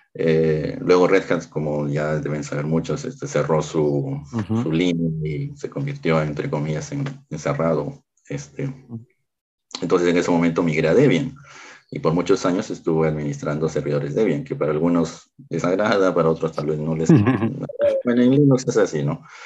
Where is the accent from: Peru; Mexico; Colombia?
Peru; en mi país Lima es la capital, yo no, yo no resido en la capital